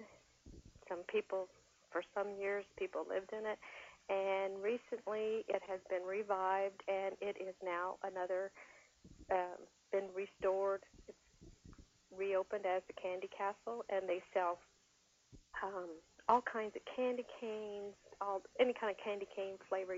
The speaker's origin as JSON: {"language": "English", "area": "about 10 miles from Santa Claus", "region": "Indiana", "country": "United States", "tie": "born or raised there", "said": "I live and grew up, when I grew up, I was about 10 miles from Santa Claus, and mm-hmm. now I live about 5 miles from Santa Claus."}